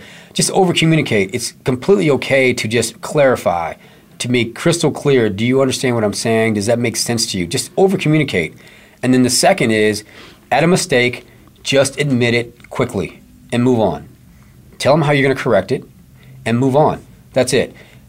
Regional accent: Midwest, United States; now in Phoenix, United States; I'm from the Midwest

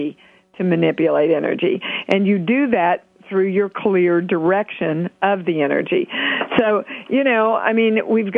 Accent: Kansas, United States; a little girl from Kansas

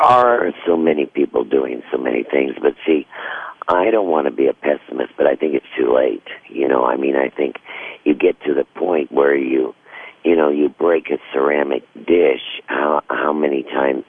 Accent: Missouri, United States; when I was a girl growing up in Missouri

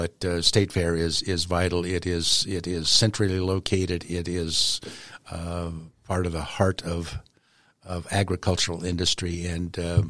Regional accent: Colorado, United States; you say I'm from the Western Slope, but I've always said the R behind my name stands for rural

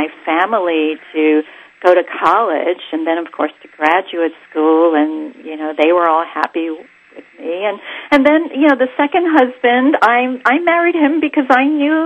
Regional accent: New York, United States; So I'm of Greek descent. I was born in New York

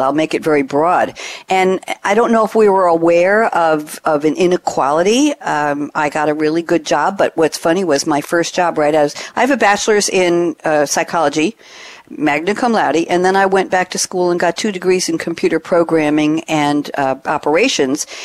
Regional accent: New York, United States; moved away; I'm formerly from New York

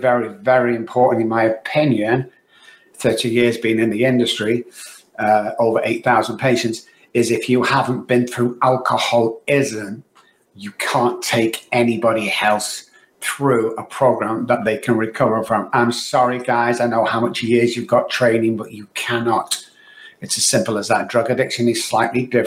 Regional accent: Manchester, North West England, United Kingdom; now in Texas, United States; I was born in Manchester, UK, guys, as you can tell by the accent

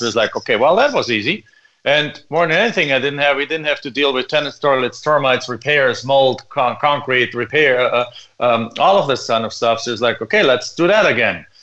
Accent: Germany; English is a second language; moved away as an adult; now in United States; as you can probably tell from my accent, I'm originally not from here. I came to the United States from Germany

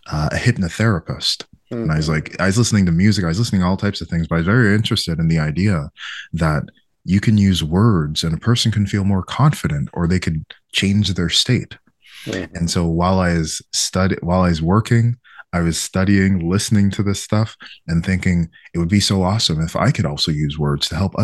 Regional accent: Quebec, Canada; in my town where I was growing up, it was like 99% white Quebecois and 1% me

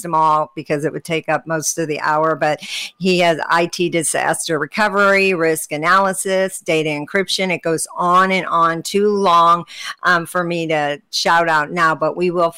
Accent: St. Louis, Missouri, United States; I'm from the Midwest in the United States, Missouri, St. Louis

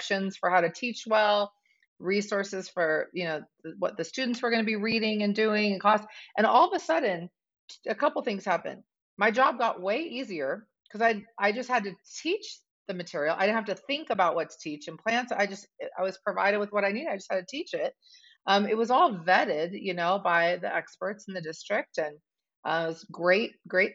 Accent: Southern California, United States; moved away as an adult; now in Golden, United States; I grew up in Southern California

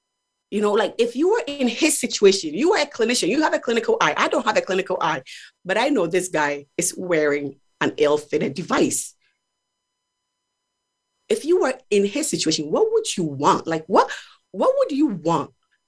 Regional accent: Ghana; So growing up in Ghana, I experienced individuals who had mobility issues, right?

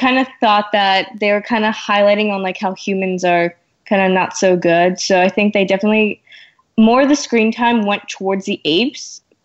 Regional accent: Orange County, California, United States; I am 14 years old and I'm from Orange County, California.

